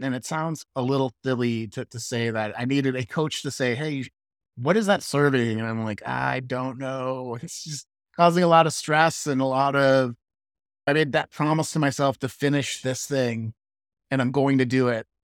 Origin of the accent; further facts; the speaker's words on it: Midwest, United States; I'm from the Midwest. We call it pop.